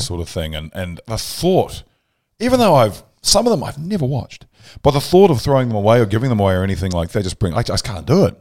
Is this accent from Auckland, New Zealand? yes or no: yes; Pukekohe, Auckland, New Zealand; I'm from Pukekohe